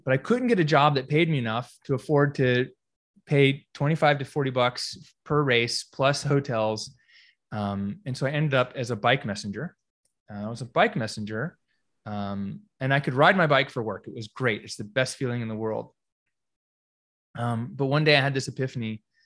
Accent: Greensboro, North Carolina, United States; moved away as an adult; also born or lived in California; I grew up here in Greensboro

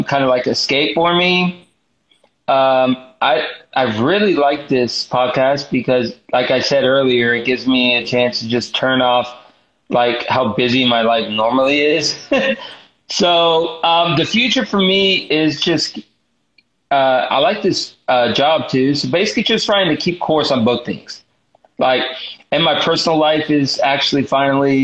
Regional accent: the South, United States; I'm from the South, so I'm from the South

